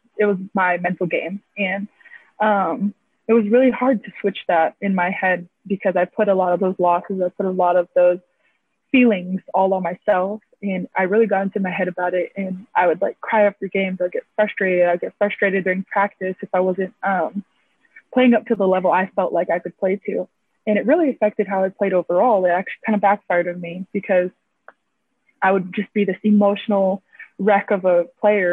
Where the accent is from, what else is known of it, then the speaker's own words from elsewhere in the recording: Hawaii, United States; moved away as an adult; Being Hawaiian is rare nowadays. So it's nice to see that there's a whole school dedicated to our people